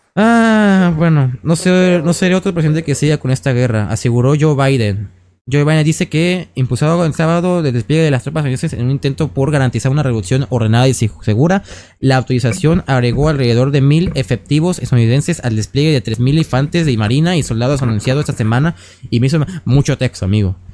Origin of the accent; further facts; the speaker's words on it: Mexico; somos mexicanos